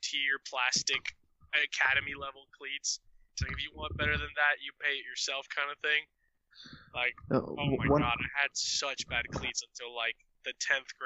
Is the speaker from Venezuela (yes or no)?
yes; Venezuela; I'm from Venezuela